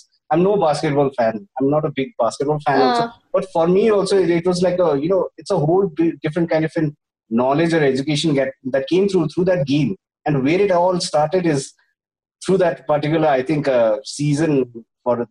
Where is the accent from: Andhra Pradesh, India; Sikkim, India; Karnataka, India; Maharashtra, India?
Sikkim, India; I was from Sikkim